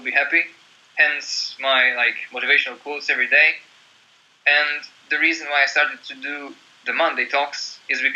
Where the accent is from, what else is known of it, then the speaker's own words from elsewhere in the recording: Croatia; moved away as an adult; also born or lived in Slovenia; now in Norway; my hometown in Croatia.